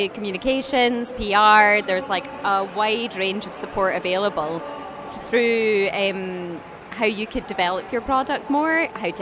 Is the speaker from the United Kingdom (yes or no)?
yes; Perth, Scotland, United Kingdom; moved away as an adult; now in Edinburgh, United Kingdom; Born and bred Perth, and then live in Edinburgh too.